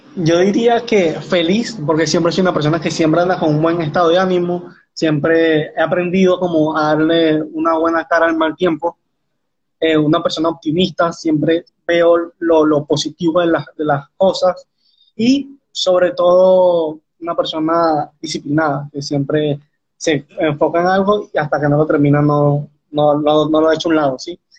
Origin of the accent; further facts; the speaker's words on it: Venezuela; tengo 19 años, soy de Venezuela